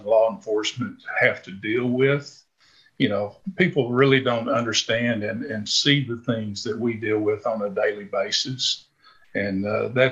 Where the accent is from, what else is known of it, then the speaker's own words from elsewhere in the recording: Arkansas, United States; I was born and raised here in Arkansas